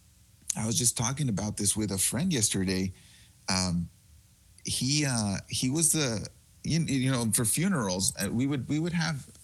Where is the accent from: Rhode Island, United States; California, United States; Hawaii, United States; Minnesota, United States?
California, United States; Huntington Park; I grew up in Huntington Park